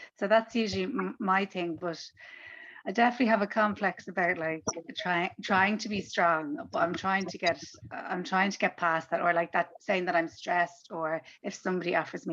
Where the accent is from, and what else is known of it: Ireland